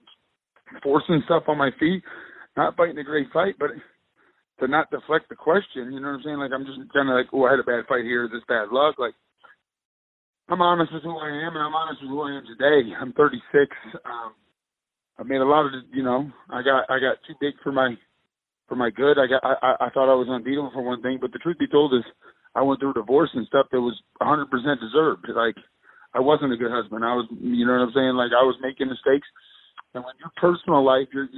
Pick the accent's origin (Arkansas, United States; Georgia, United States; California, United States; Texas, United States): Texas, United States; my home state